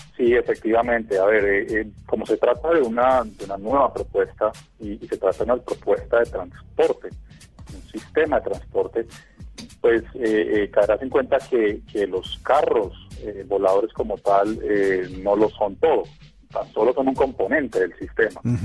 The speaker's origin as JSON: {"language": "Spanish", "country": "Colombia", "said": "yo soy colombiano"}